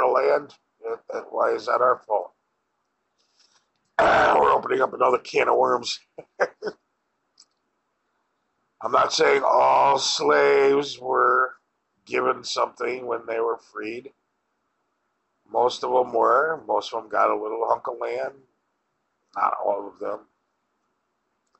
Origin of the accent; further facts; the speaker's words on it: Wilbraham, Massachusetts, United States; also born or lived in Springfield, Massachusetts; I grew up in Wilbraham, yes, but my first few years of life were spent at Robert Dyer Circle in Springfield.